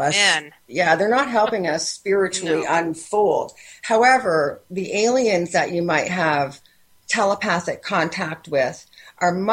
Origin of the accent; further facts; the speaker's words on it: Windsor, Ontario, Canada; I'm from Windsor, Ontario, Canada.